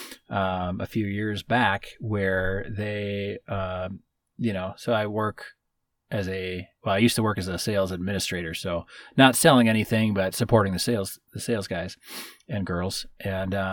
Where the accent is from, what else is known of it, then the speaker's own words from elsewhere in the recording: Midwest, United States; Growing up where we grew up in the Midwest